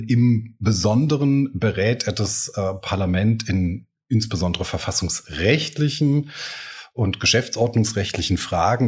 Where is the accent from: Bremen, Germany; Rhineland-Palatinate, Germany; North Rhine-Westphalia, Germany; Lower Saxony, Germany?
Rhineland-Palatinate, Germany; Eifel; also born or lived in Trier / Koblenz; now in Mainz, Germany; ich bin ja in der Eifel aufgewachsen